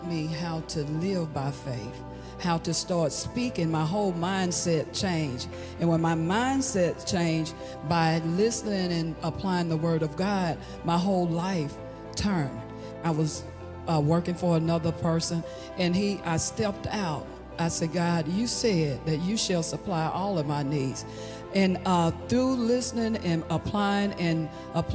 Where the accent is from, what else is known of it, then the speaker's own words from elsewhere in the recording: Hattiesburg, Mississippi, United States; I'm from Hattiesburg, Mississippi.